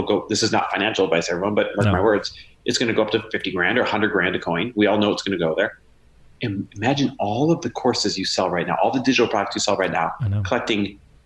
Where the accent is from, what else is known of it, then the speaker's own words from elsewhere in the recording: Midwest, United States; now in Southern California, United States; I grew up in the Midwest.